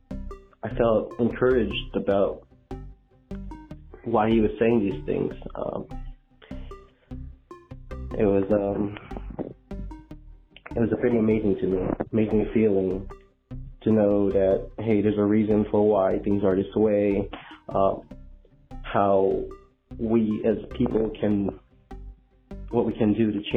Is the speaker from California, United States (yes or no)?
yes; Stockton, California, United States; I'm from Stockton, California